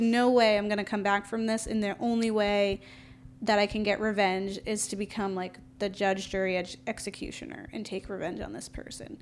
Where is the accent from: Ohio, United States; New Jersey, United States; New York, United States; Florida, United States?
Florida, United States; I'm from Florida